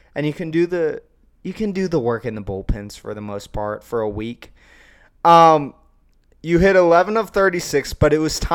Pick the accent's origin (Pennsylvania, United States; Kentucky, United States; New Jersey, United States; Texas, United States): Texas, United States; Austin; Yes, I'm from the Austin area. Yes, I grew up with a half-burned orange room with a UT fathead.